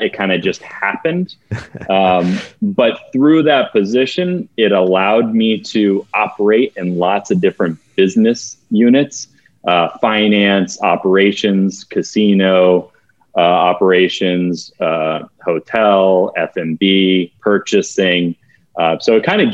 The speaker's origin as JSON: {"language": "English", "town": "Fort Lauderdale", "region": "Florida", "country": "United States", "tie": "born or raised there", "said": "I live in Fort Lauderdale, Florida. I was born and raised in Fort Lauderdale, one of the few"}